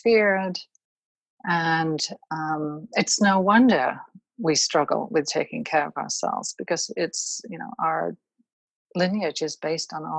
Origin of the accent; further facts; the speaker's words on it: United Kingdom; now in United States; I'm originally from the United Kingdom